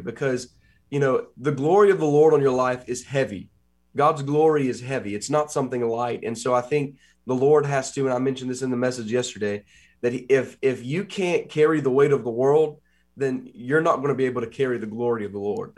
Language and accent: English; Huntington, West Virginia, United States; also born or lived in Columbus, Ohio; I came back to West Virginia, where I've been born and raised in Huntington